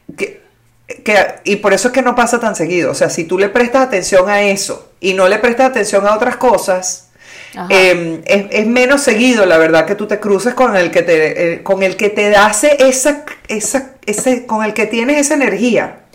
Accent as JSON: {"language": "Spanish", "country": "Venezuela", "tie": "born or raised there", "moved": "yes", "said": "nosotros crecimos en el Club Santa Paula básicamente en la adolescencia"}